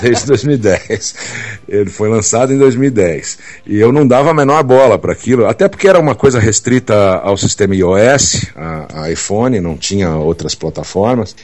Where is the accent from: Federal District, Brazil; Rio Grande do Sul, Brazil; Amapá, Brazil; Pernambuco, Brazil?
Federal District, Brazil; Brasília; also born or lived in São Paulo; Eu na verdade eu nasci em São Paulo, mas meus pais uh, mudaram para Brasília em 65 Uh, eu tinha três anos de idade